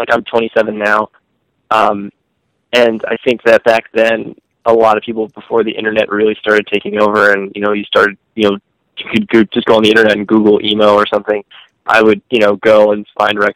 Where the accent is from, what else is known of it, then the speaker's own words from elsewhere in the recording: New Brunswick, New Jersey, United States; moved away as an adult; also born or lived in Queens, New York; now in Chicago, United States; Then I moved to New Jersey. And then I lived there, and I, like, was involved with New Brunswick, college basement scene